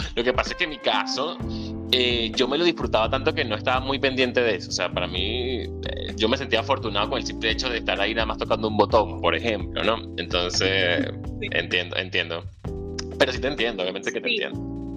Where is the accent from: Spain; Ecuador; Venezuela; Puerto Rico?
Venezuela; moved away; Soy un venezolano emigrante, soñador y un ciudadano del mundo.